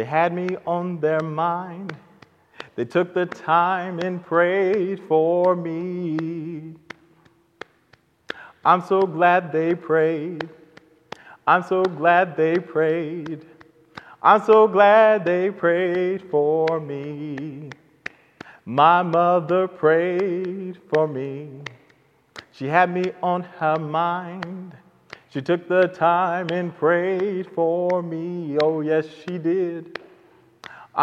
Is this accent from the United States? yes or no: yes; Oklahoma City, Oklahoma, United States; I was raised at the Redeemed Missionary Baptist Church here in Oklahoma City with my mother and grandmother and my siblings.